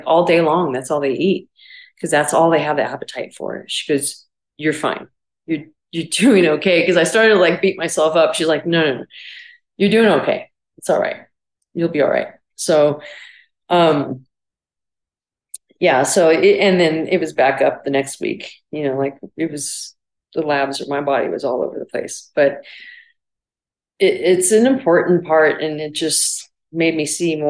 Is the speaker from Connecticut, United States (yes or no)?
no; Barstow, California, United States; moved away as an adult; also born or lived in Illinois; growing up in Barstow, it was, you know, a really small town